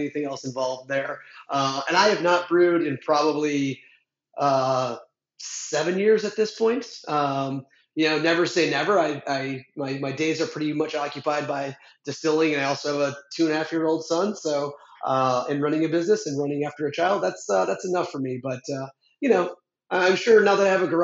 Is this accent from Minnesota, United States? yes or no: yes; Minnesota, United States; moved away; I'm from Minnesota